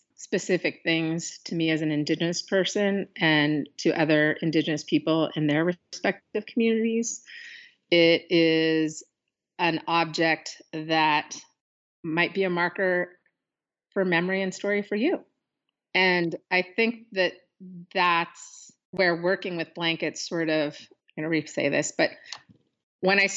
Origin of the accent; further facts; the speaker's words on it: Pacific Northwest, United States; growing up in the Pacific Northwest and being indigenous person in this urban environment